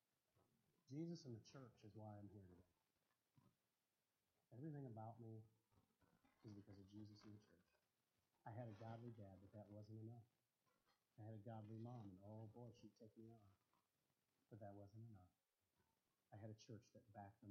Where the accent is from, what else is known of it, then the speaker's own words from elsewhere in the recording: United States; I'm an American